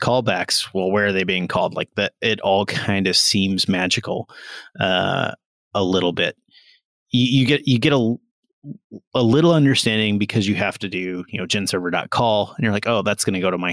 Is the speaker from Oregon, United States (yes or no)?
no; Carlinville, Illinois, United States; moved away; also born or lived in Los Angeles, California; Carlinville, Illinois